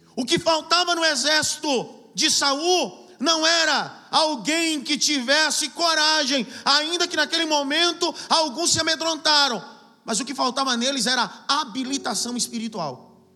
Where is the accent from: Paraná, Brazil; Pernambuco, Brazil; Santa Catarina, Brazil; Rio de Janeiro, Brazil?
Pernambuco, Brazil; eu sou do Pernambuco